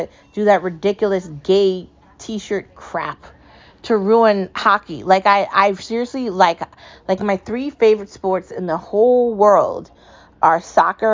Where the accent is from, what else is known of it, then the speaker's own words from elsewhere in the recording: United States; I'm American.